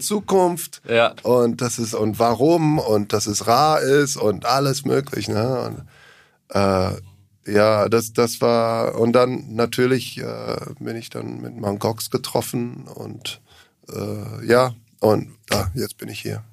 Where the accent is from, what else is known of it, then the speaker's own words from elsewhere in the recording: Australia; German is a second language; now in Germany; ich komme aus Australien ursprünglich